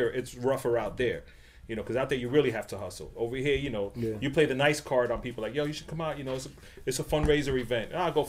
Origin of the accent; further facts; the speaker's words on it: New York City, New York, United States; in New York, we're from the Bronx.